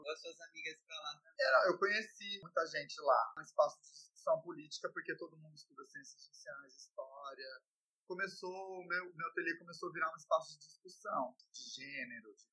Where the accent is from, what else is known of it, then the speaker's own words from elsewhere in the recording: Campinas, São Paulo, Brazil; eu nasci em Campinas, vivo lá desde que eu nasci